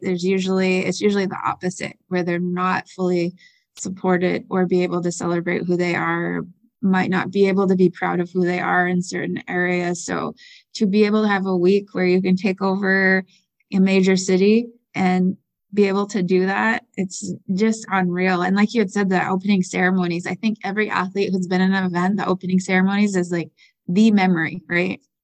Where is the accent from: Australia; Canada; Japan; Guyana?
Canada; Six Nations, southern Ontario; I am originally from Six Nations, which is a First Nations community in southern Ontario, the largest First Nations community there. um, entire families there, born and raised there